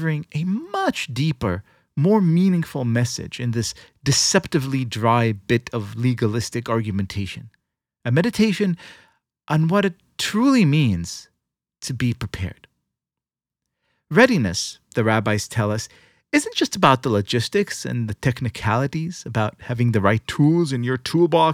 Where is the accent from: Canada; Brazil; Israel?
Israel; When I was young, growing up in Israel, I spent all of my free time in the Scouts